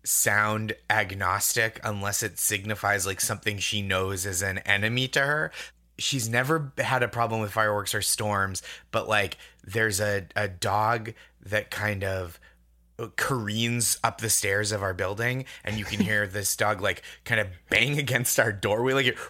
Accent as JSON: {"language": "English", "region": "Massachusetts", "country": "United States", "tie": "born or raised there", "lives_now": "New York, United States", "said": "And then I grew up in the Boston suburbs and Alston, I should say, is like a borough of Boston essentially."}